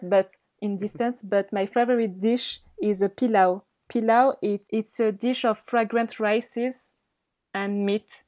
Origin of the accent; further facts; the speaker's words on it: Mayotte; English is a second language; also born or lived in Madagascar; I'm not only from Mayotte